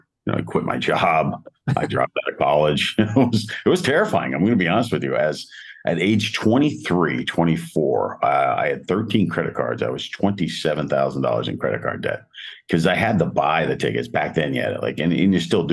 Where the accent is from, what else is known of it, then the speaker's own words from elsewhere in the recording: Hanover Township, Pennsylvania, United States; Hanover Township, just below South Wilkes-Barre, went to Hanover High School